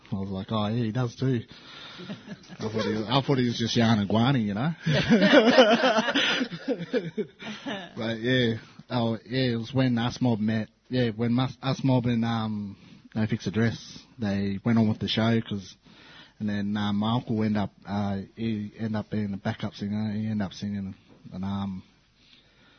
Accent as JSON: {"language": "English", "town": "Cummeragunga", "region": "New South Wales", "country": "Australia", "said": "I'm from the Murray River. I'm from Cummeragunga."}